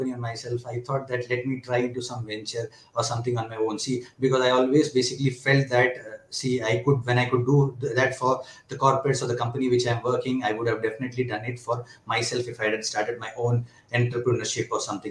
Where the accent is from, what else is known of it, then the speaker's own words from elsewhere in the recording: Mumbai, Maharashtra, India; moved away as an adult; also born or lived in Kerala; now in Bangalore, India; I have my roots from Kerala. I was born and brought up in Mumbai.